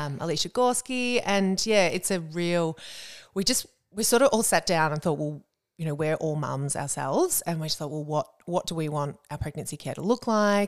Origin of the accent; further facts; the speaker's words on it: Warrnambool, Victoria, Australia; moved away as an adult; also born or lived in Melbourne; now in Geelong, Australia; grew up down in Warrnambool a couple of hours down the highway